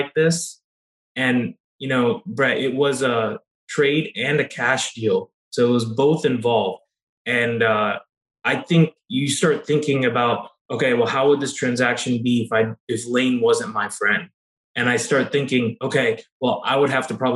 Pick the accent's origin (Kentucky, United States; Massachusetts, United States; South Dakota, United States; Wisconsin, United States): Kentucky, United States; I'm originally from Kentucky